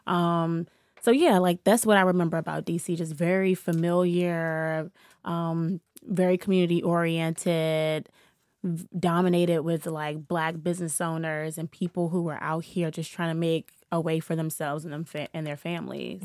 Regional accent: Washington, District of Columbia, United States; I'm from here. I'm from Washington, D C. I grew up in the Shaw Howard neighborhood.

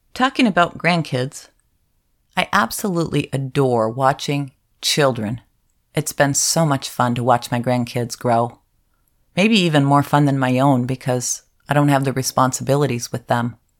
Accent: Upper Peninsula of Michigan, United States; moved away; also born or lived in Pacific Northwest; I was raised in the Upper Peninsula of Michigan for most of my childhood, and I've lived in the Pacific Northwest for most of my adult life

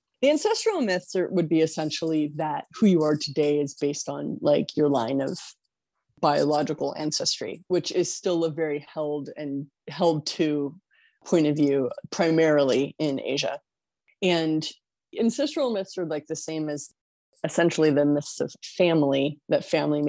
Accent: California, United States; Since I grew up in California, I grew up on like the edge of the New World

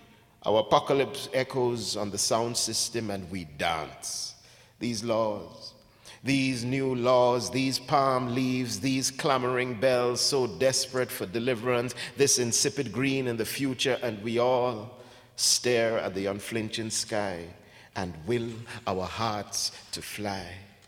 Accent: Ghana; also born or lived in England / Jamaica / Canada; now in United States; I grew up in Ghana. I was born in Ghana, lived in England for a bit, lived in Jamaica

